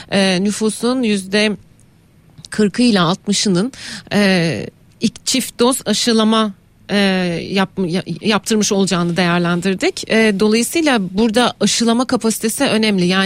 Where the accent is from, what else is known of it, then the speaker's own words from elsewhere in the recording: Rize Province, Turkey; benim memleketimde vardı Rize'de.